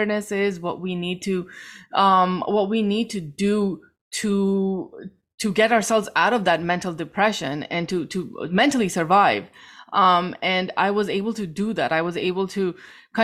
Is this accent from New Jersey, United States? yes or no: yes; New Jersey, United States; I am from New Jersey, a Pakistani American